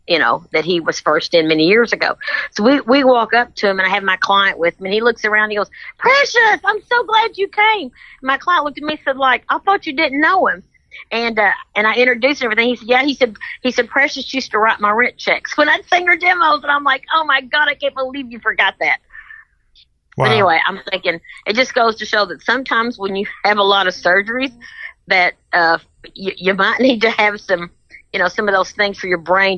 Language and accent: English; Kentucky, United States; I'm very proud of my Kentucky, you know, my Kentucky connections